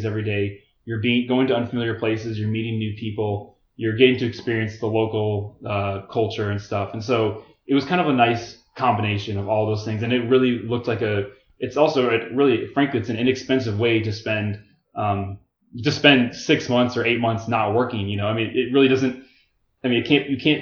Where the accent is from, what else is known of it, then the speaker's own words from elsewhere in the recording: Florida, United States; growing up in Florida